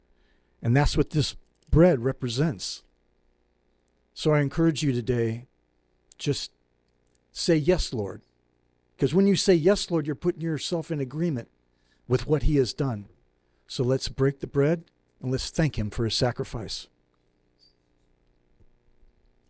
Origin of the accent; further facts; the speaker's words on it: Illinois, United States; I come from Illinois, from a farming community